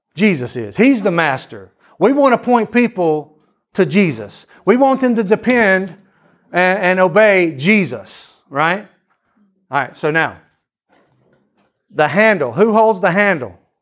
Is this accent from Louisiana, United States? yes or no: yes; Louisiana, United States; also born or lived in Athens, Greece; we are all from Louisiana